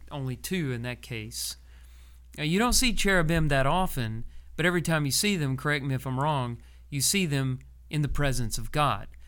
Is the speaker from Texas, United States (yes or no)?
yes; Texas, United States; growing up in Texas when I was a kid